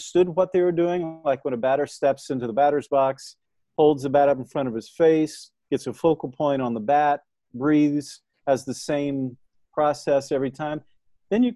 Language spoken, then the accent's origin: English; Indianapolis, Indiana, United States; I grew up in Indianapolis